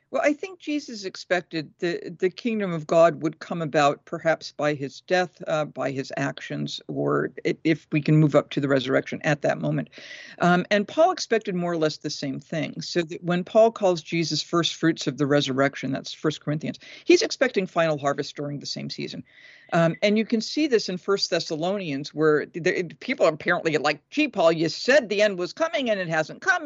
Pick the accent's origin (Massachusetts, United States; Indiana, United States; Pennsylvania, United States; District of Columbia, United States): Massachusetts, United States; moved away as an adult; also born or lived in Tennessee; I'm from Massachusetts. We're, you know, when we're from New England, we kinda say what we think